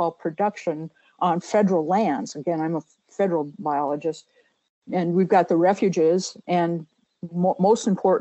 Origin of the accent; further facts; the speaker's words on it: central Minnesota, United States; I'm the only Minnesotan in this group. I grew up in Minnesota, in central Minnesota.